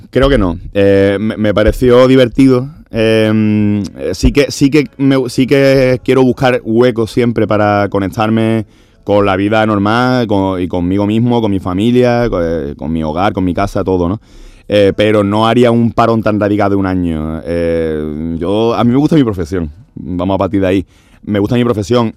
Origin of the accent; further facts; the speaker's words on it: Andalusia, Spain; yo soy no solo soy andaluz, sino que soy andalucista